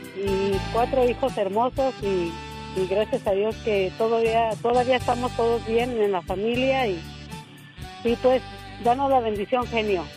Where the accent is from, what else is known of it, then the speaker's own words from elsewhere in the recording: Guanajuato, Mexico; now in Arizona, United States; yo soy de, de, Guanajuato, allá de donde la vida no vale nada.